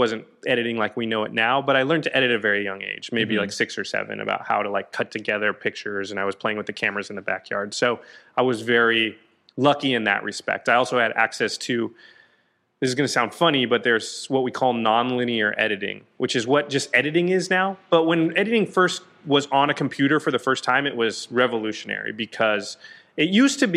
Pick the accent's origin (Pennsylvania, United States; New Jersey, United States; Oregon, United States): Oregon, United States; Canby; moved away as an adult; now in Los Angeles, United States; Little town called Canby, Oregon